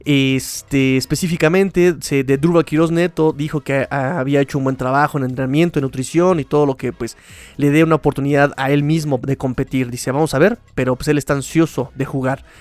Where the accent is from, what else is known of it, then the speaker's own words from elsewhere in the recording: Mexico City, Mexico; pero yo que me quejo yo, soy chilango, yo me trago las vocales